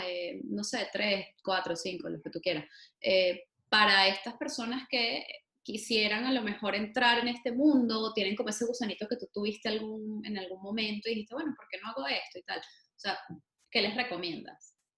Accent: Venezuela; como venezolanos

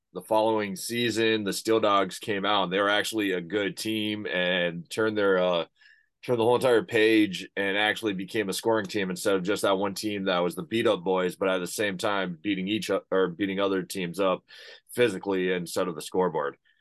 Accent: United States; also born or lived in United Kingdom; I'm as an American

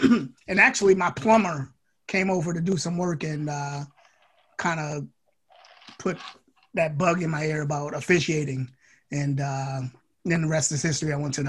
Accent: New York City, New York, United States; also born or lived in Manhattan / Brooklyn; now in Washington, United States; I was born in Manhattan. I spent most of the time in the Bronx, and then I went to high school in Brooklyn.

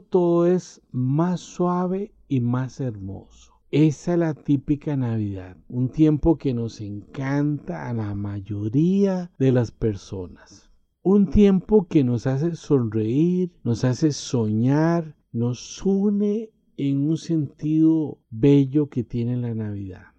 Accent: Costa Rica; En mi país, Costa Rica

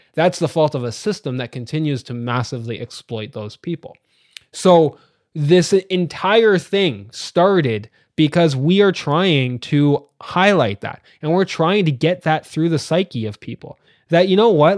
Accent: Ajax, Ontario, Canada; now in London, Ontario, Canada; I was born in Ajax, Ontario, which is the other side of Toronto

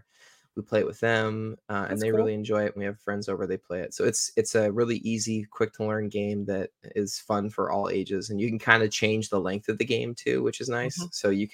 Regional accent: Olympia, Washington, United States; I was born and raised in Olympia, Washington.

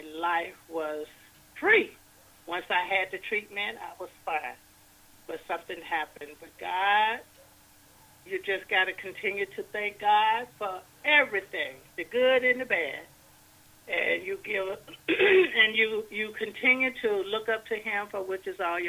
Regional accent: DeKalb, Mississippi, United States; now in Covington, United States; I'm originally from DeKalb, Mississippi, and I live in Covington, Georgia

